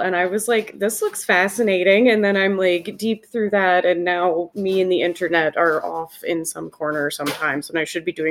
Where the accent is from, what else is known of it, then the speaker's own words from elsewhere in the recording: Charleston, West Virginia, United States; I'm born and raised in Charleston, West Virginia.